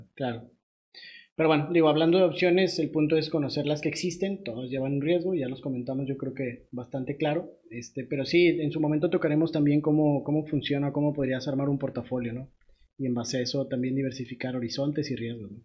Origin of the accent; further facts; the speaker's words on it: Mexico; nosotros en México